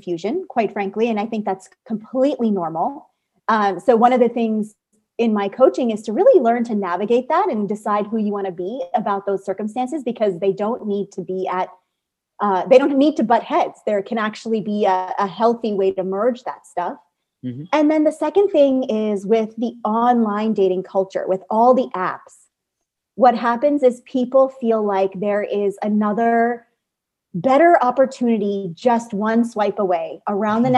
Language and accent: English; United States; a South Asian, growing up in America